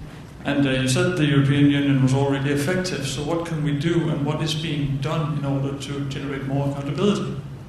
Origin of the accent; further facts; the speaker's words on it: Denmark; I'm from Denmark.